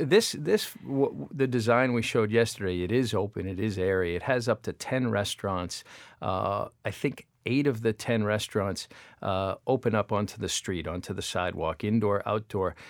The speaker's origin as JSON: {"language": "English", "town": "Salem", "region": "Massachusetts", "country": "United States", "tie": "born or raised there", "said": "my hometown of Salem"}